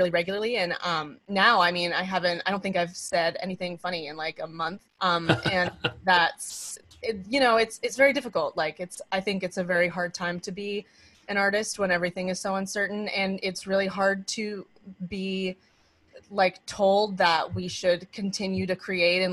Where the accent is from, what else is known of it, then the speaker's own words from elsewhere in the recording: Maine, United States; now in New York City, United States; We're both from Maine, so we are, you know, set up to have the support of our family